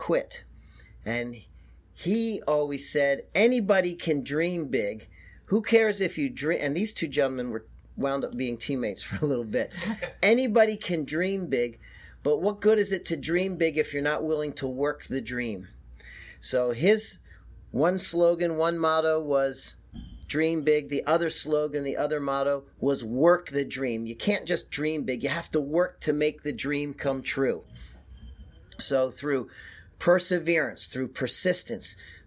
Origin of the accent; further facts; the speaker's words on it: Philadelphia, Pennsylvania, United States; I'm from Philadelphia.